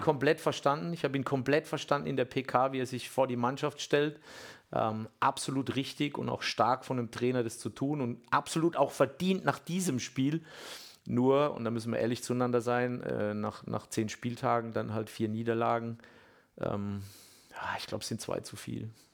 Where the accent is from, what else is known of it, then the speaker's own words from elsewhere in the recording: Bammental, Baden-Württemberg, Germany; ich komme ja ursprünglich aus Bamtal